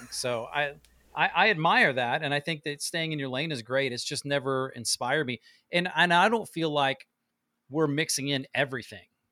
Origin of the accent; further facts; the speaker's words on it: Midwest, United States; now in Nashville, United States; I love where I grew up. It's very Midwest farmer cornfields